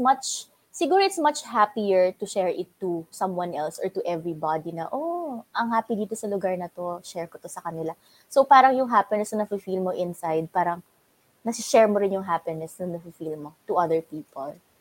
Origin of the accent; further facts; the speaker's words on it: Quezon Province, Calabarzon, Philippines; meron po kaming restaurant dito sa probinsya namin